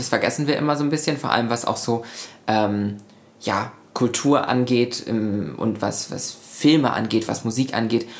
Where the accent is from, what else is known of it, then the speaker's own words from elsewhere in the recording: Lübeck, Schleswig-Holstein, Germany; also born or lived in Buxtehude; in meiner Heimatstadt in Lübeck